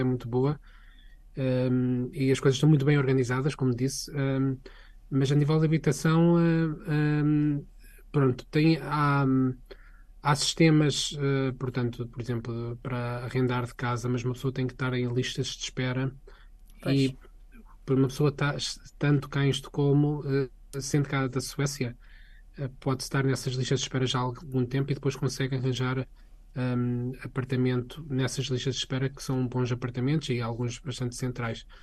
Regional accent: Portugal; moved away as an adult; also born or lived in Sweden; now in Stockholm, Sweden; quando eu saí de Portugal

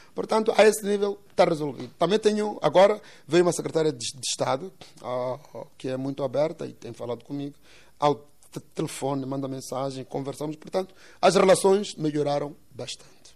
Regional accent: Quelimane, Zambezia, Mozambique; em Sangarivera, portanto, que é mesmo o, o bairro onde eu cresci

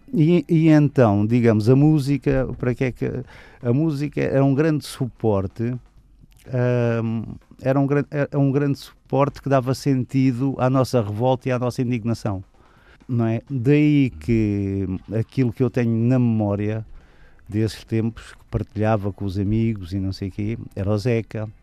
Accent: Lisbon, Portugal; first language Portuguese; moved away as an adult; also born or lived in Almada; now in Margem Sul, Portugal; onde eu nasci e fui criado, que foi a Avenida de Roma

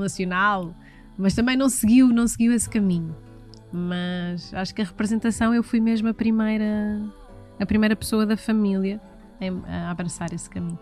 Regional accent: Oeiras, Lisbon, Portugal; also born or lived in Carcavelos / Parede; eu nasci em Oeiras, na extinta maternidade de Oeiras, no dia 18 de janeiro de 1983.

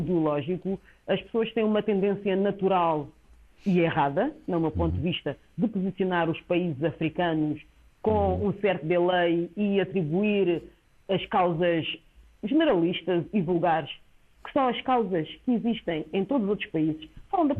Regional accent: Cape Verde; o meu país de origem, Cabo Verde

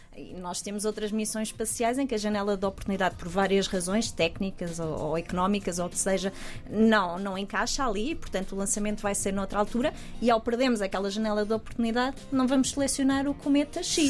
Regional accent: Portugal; moved away as an adult; also born or lived in United Kingdom; sendo portuguesa

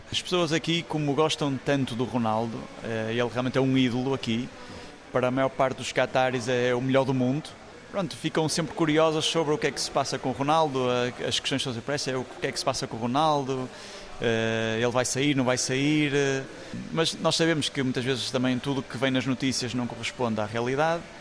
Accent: Portugal; moved away as an adult; also born or lived in Malaysia; now in Qatar; Eu, como português

